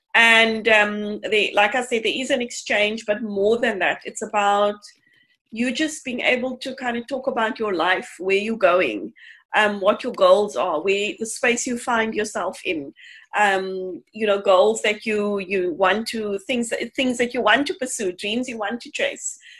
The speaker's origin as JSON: {"language": "English", "town": "Cape Town", "region": "Western Cape", "country": "South Africa", "tie": "born or raised there", "said": "I grew up in Mitchell's Plain"}